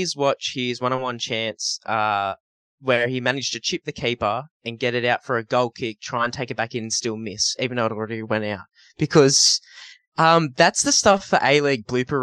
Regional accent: Newcastle, New South Wales, Australia; I'm from Newcastle

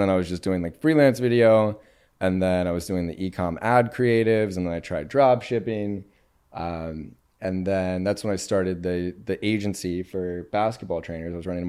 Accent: Cincinnati, Ohio, United States; I'm from Cincinnati.

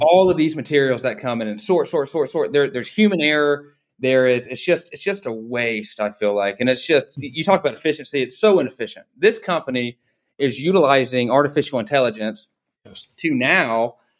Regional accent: Dalton, Georgia, United States; I grew up in Dalton, Georgia

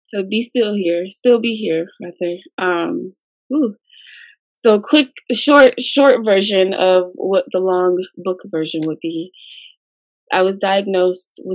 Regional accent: Rancho Cucamonga, California, United States; also born or lived in Monrovia, California; I was born and raised in Monrovia, Duarte's small town in San Gabriel Valley. So, yeah, I've been here in Rancho for about since I was 6 years old

